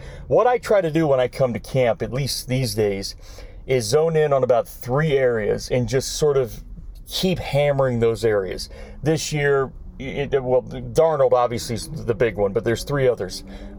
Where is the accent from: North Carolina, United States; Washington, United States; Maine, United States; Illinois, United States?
North Carolina, United States; Charlotte; also born or lived in Pineville, North Carolina; I grew up in Charlotte, born in Pineville.